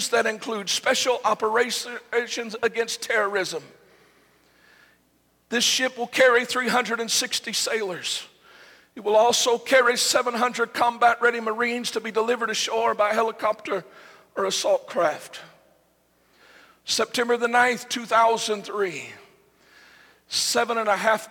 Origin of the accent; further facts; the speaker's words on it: United States; we as Americans